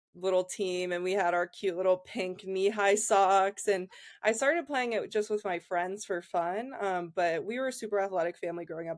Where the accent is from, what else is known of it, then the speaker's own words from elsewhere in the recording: Columbus, Ohio, United States; moved away as an adult; also born or lived in Penn State, Pennsylvania; I'm from Columbus, Ohio originally